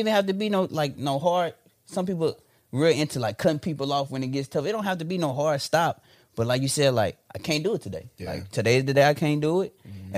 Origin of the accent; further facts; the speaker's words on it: Memphis, Tennessee, United States; nah, I'm from Whitehaven, the heart of Memphis.